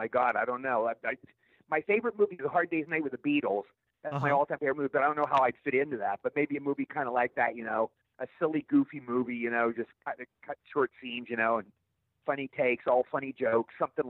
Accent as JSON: {"language": "English", "town": "Cumberland", "region": "Maryland", "country": "United States", "tie": "born or raised there", "moved": "yes", "said": "going to Cumberland, Maryland, my hometown."}